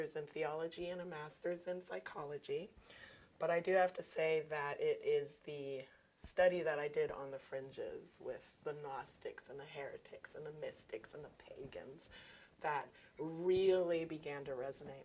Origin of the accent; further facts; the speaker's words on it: Germany; moved away as an adult; now in United States; I moved from Germany to the United States, went to college